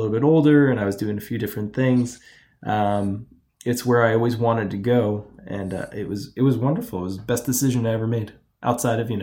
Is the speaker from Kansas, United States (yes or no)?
no; Toms River, New Jersey, United States; I grew up in Toms River, New Jersey